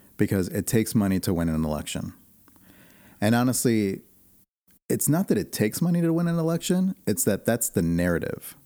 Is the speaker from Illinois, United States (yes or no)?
yes; Chicago, Illinois, United States; also born or lived in Arizona; now in Portland, United States; I was born and raised in Chicago